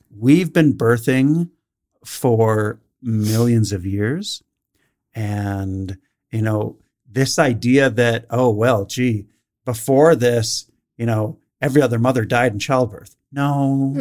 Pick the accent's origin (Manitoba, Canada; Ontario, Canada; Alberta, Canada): Alberta, Canada; Calgary; I grew up in Northeast Calgary